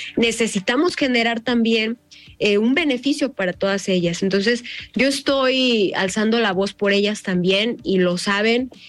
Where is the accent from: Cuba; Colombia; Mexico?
Mexico; Jalisco; yo soy jalisciense orgullosamente y me siento muy orgullosa de representar a mi estado